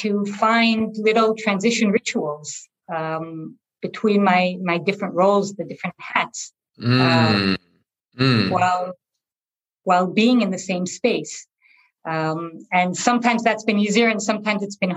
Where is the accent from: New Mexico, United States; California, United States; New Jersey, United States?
New Jersey, United States; moved away as an adult; also born or lived in Boston / Los Angeles; now in Israel; I was born in Israel to Israeli parents who decided to move to a small town in New Jersey when I was only 2 years old. So I grew up in New Jersey from age 2 to age 18